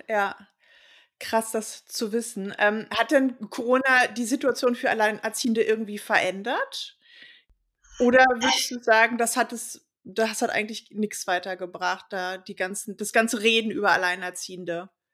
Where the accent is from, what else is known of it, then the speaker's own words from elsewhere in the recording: Berlin, Germany; ich bin ja gebürtige Westberlinerin